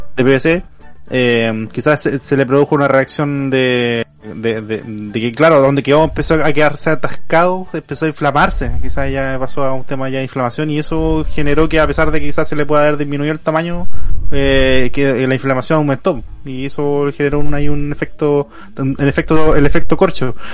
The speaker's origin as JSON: {"language": "Spanish", "town": "Concepción", "region": "Biobío", "country": "Chile", "tie": "born or raised there", "said": "cuando era chico, viví en Conce toda mi vida"}